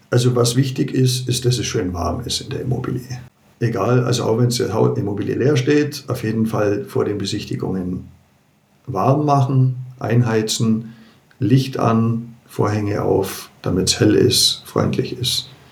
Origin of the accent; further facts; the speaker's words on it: Germany; bei uns in Deutschland